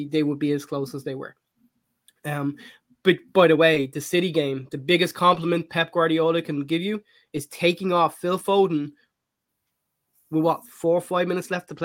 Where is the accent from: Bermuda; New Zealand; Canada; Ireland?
Ireland; growing up in Ireland